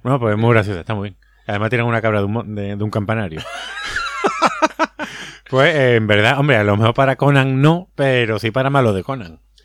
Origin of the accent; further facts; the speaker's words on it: Andalusia, Spain; Que somos muy, andaluz